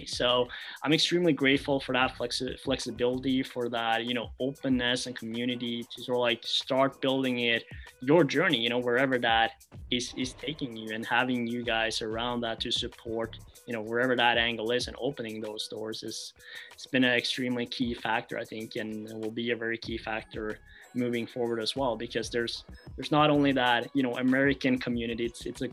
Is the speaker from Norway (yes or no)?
yes; Norway; moved away as an adult; I was like from Norway